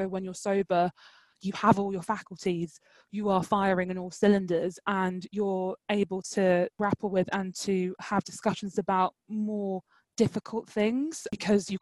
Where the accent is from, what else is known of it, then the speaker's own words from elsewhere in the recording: London, United Kingdom; I'm from East London, it's very multicultural.